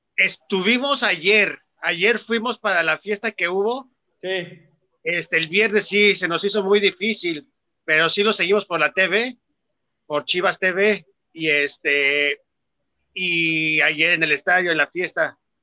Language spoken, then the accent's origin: Spanish; Tlajomulco de Zúñiga, Jalisco, Mexico; De la bella Urosa de Tlajomulco, de Zúñiga